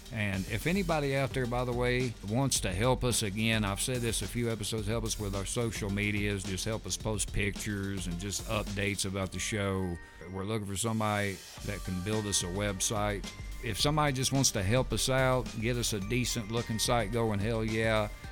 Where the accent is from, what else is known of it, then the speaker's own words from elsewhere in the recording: the South, East Tennessee, United States; we're from the South, living here in East Tennessee.